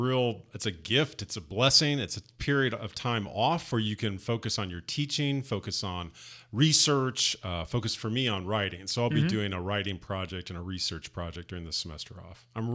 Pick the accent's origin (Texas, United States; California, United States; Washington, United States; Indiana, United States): Indiana, United States; Southern; moved away; also born or lived in Louisville, Kentucky; Indiana. Southern Indiana.